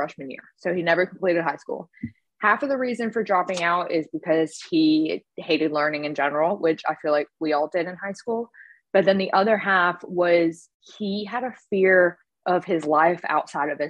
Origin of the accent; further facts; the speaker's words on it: Winston-Salem, North Carolina, United States; now in Florida, United States; Winston-Salem, North Carolina, my hometown